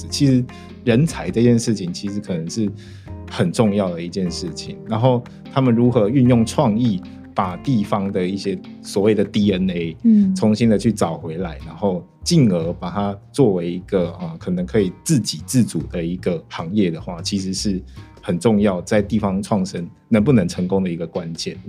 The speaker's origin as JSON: {"language": "Chinese", "region": "Tainan", "country": "Taiwan", "tie": "born or raised there", "moved": "as an adult", "lives_now": "Taipei, Taiwan", "said": "在我的家乡台南，"}